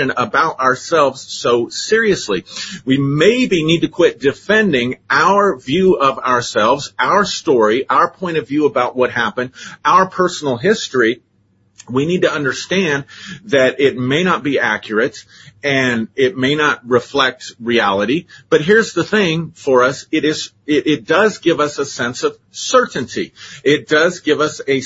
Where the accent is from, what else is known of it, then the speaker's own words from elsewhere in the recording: Colorado, United States; growing up in Colorado